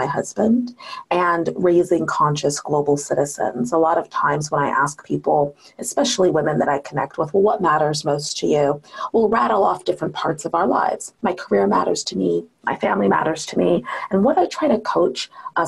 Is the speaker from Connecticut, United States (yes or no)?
no; Seattle, Washington, United States; I was raised in Seattle, you know, Washington